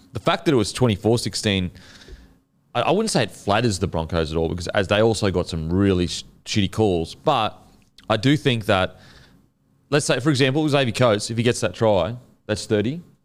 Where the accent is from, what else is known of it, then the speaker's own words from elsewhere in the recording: Queensland, Australia; as a Queenslander